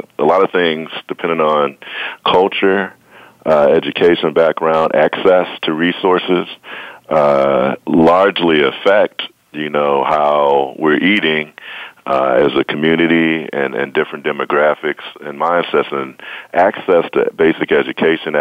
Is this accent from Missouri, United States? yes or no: yes; St. Louis, Missouri, United States; I'm from St. Louis, Missouri